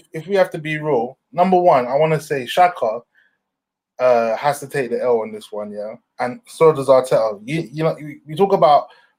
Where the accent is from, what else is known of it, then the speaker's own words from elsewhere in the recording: London, United Kingdom; I grew up in London